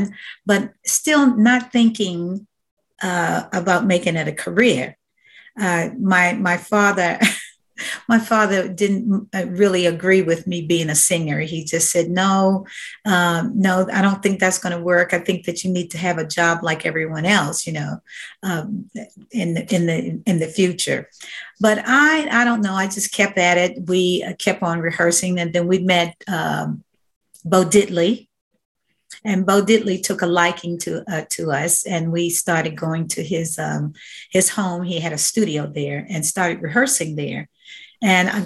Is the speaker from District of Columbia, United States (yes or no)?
yes; Washington, District of Columbia, United States; also born or lived in Victoria, Virginia; now in Augusta, United States; I was born in Victoria, Virginia, a small town southwest of Richmond, Virginia. But yes, raised in Washington, D.C.